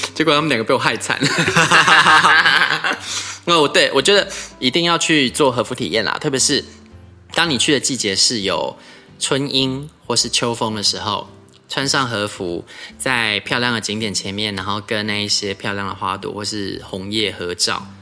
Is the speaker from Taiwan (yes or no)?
yes; Taiwan; 日本是一个离台湾这么近的国家，我们台湾人得天独厚的，我们去日本很方便